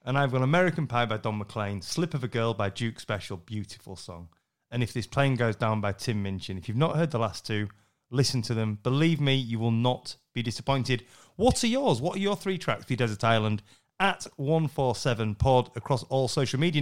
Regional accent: Yorkshire and the Humber, United Kingdom; I'm, I'm half Scottish, I'm a Yorkshireman

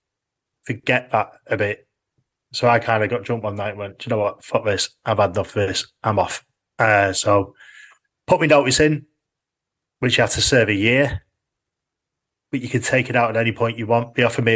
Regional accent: Orrell/Orton, North West England, United Kingdom; born or raised there; moved away as an adult; also born or lived in Manchester

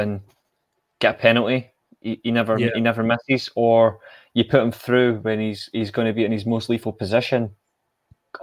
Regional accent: Wales, United Kingdom; my home country, but I've got German relatives

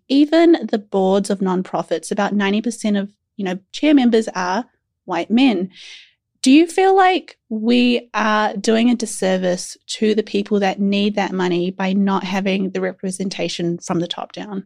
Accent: New Zealand; as a Kiwi

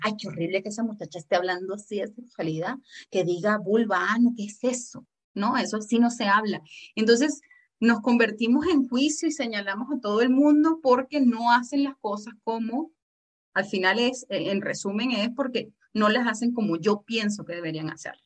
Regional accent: Venezuela; yo soy de Venezuela

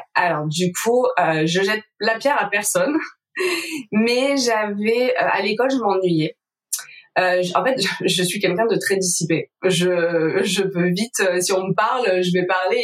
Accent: Var, Provence-Alpes-Côte d'Azur, France; also born or lived in Marseille; Avant, je travaillais dans le Var parce que moi, je suis du Var.

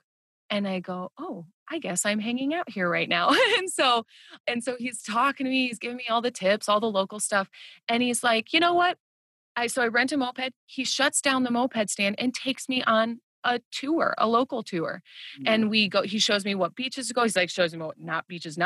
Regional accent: Midwest, United States; growing up in the Midwest

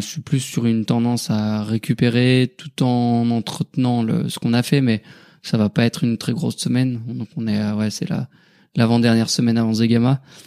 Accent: Haute-Savoie, Auvergne-Rhône-Alpes, France; je suis originaire de la Haute-Savoie, donc pas très loin de Cham

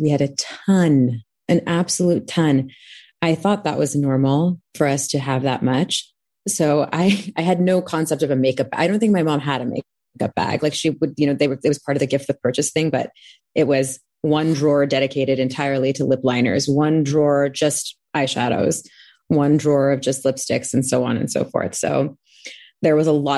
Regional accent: Anaheim, California, United States; also born or lived in Texas; I'm from North Orange County, from a very small town called Anaheim Hills

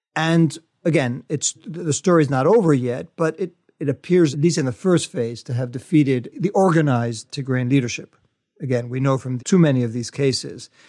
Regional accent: United States; as an American

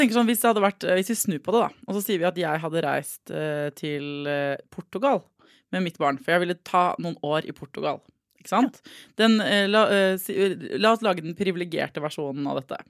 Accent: Norway; jeg er fra Norge

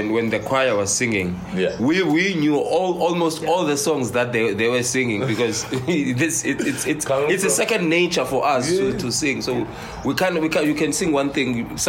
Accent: King William's Town, Eastern Cape, South Africa; I grew up in the Eastern Cape. Eastern Cape is in King William's Town. The King William's Town is a very small town.

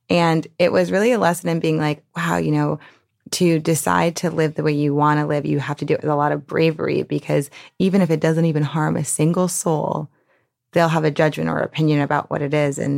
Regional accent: New Orleans, Louisiana, United States; because I grew up in the French Quarter

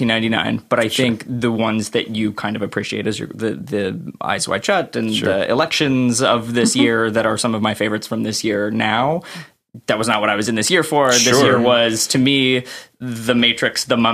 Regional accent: Menifee, California, United States; I am from Southern California, mm-hmm. a very, very small town called Menifee

